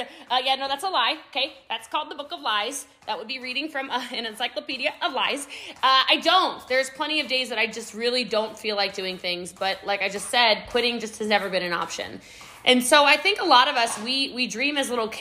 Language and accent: English; Middletown, Maryland, United States; now in Frisco, United States; I am from Middletown, Maryland, y'all. Okay. I live in Texas now. I live in Frisco, Texas.